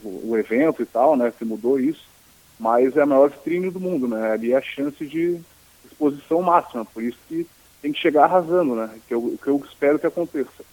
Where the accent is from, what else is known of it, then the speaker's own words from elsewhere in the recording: Florianópolis, Santa Catarina, Brazil; accent: Manezinho; also born or lived in Porto Alegre; Meu lugar de origem é Florianópolis, obviamente, é minha terra natal